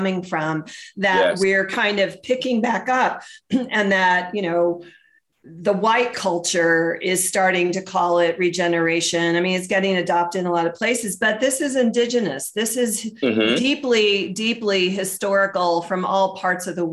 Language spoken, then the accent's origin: English; the South, United States; moved away; I grew up in the South. I don't know if you knew that, but I'm a Southerner